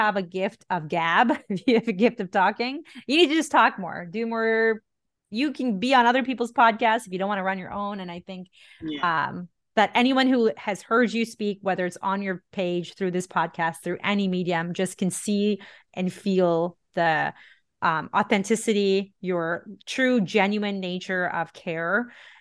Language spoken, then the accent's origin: English; India; now in North America; I'm still Indian. I was born and raised there.